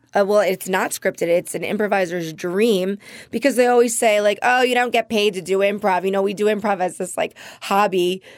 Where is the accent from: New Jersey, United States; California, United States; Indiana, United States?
New Jersey, United States; Jersey Shore; also born or lived in New Brunswick; now in Los Angeles, United States; I'm from the Jersey Shore originally.